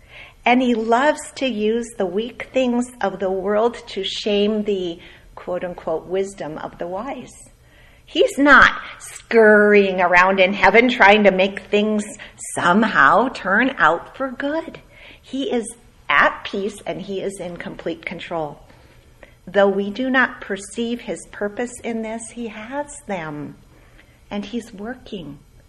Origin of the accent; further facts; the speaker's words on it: Minnesota, United States; born there; moved away; also born or lived in Edmonton, California, United States / Ontario, California, United States; I grew up in cold country. Okay, I was born in Minnesota. We lived there. We moved to Edmonton, Alberta, 40 below, typically. And then we moved to Ontario, Canada.